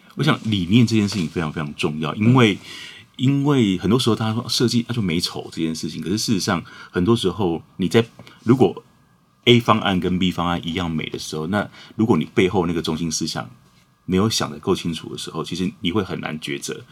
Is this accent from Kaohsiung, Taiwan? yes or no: no; Huatan, Changhua County, Taiwan; 我也是在花坛长大的